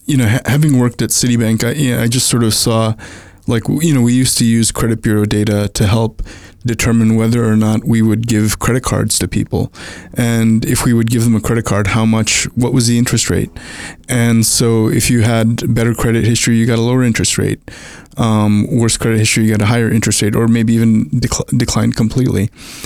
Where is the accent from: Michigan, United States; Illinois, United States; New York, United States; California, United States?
New York, United States; Brooklyn; also born or lived in India / Long Island / Puerto Rico / New Jersey; I was born in India, moved to the US when I was a toddler, and grew up in Brooklyn, then Long Island, then Puerto Rico, then New Jersey, and then went to college.